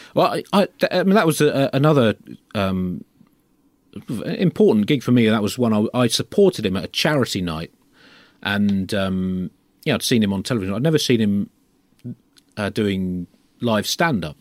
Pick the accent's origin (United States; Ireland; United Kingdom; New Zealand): United Kingdom; as a Brit growing up in the late twentieth century